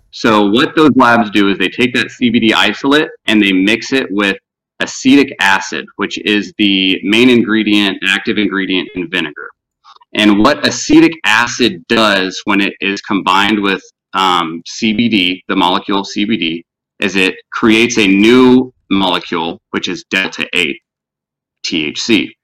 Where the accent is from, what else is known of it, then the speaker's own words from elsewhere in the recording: Spring, Texas, United States; moved away as an adult; also born or lived in Houston, Texas / Denver, Colorado; I was born and raised in Spring.